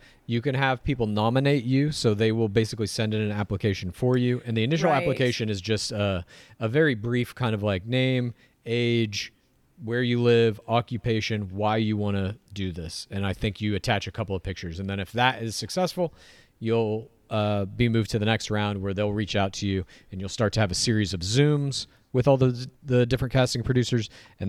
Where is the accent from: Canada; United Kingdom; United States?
Canada; But I can't believe as a Canadian.